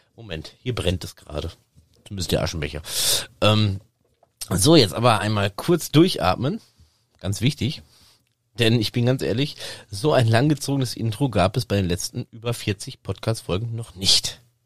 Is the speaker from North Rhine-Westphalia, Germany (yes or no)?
yes; Sauerland, North Rhine-Westphalia, Germany; über das Sauerland, über meine Heimat